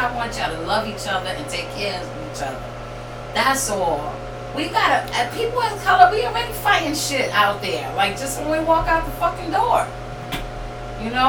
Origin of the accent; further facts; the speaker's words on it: New York City, New York, United States; now in New Haven, United States; when I was growing up in the South Bronx